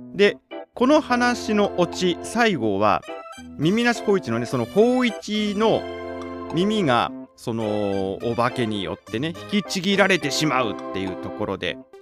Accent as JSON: {"language": "Japanese", "town": "Chofu", "region": "Tokyo", "country": "Japan", "tie": "born or raised there", "said": "私の実家のその調布調布"}